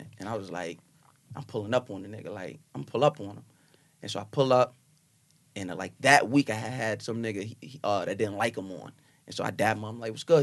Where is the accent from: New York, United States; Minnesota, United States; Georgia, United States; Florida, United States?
New York, United States; Long Island; I'm from Long Island